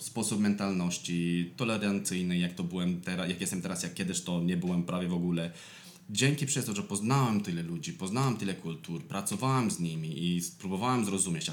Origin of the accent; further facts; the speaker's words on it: Moldavia, Romania; Polish is a second language; moved away as an adult; also born or lived in London, United Kingdom / Scotland / Spain; now in Poland; Ja jestem z Mołdawii